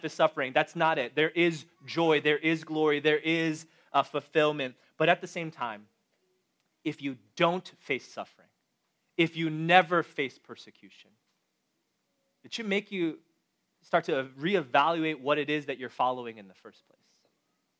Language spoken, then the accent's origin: English; Chicago, Illinois, United States; now in Boston, United States; I was born and raised in Chicago